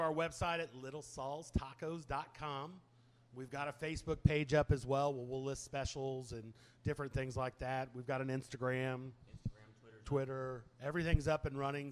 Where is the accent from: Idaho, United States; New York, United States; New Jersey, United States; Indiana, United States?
Indiana, United States; Indianapolis; now in Texas, United States; When I grew up in Indy, I grew up in Indianapolis